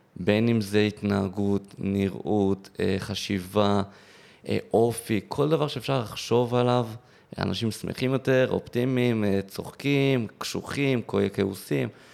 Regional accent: Modi'in-Maccabim-Re'ut, Central District, Israel; ממודיעין, ששם גרתי וגדלתי ברעות

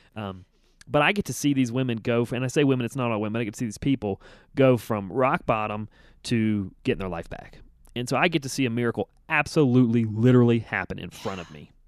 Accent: United States

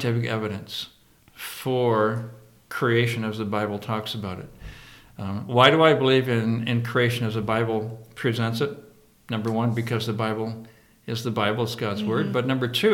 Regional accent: Mason City, Iowa, United States; I grew up in Mason City, Iowa, a long time ago

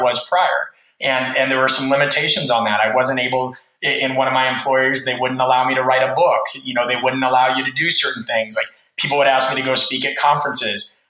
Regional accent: Nebraska, United States; I'm from Nebraska, which is in the Midwest of the United States

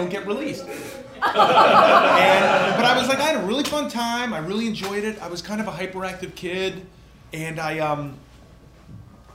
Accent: New York City, New York, United States; now in Los Angeles, United States; I grew up in New York City. I grew up in Manhattan.

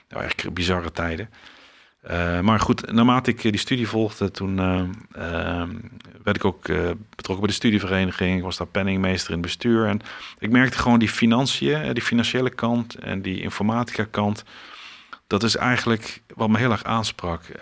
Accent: Almelo, Overijssel, Netherlands; Ja, ehm, nou, ik ben geboren in Twente, in Almelo. Uit twee ouders die uh, uit uh, de omgeving van Maastricht kwamen.

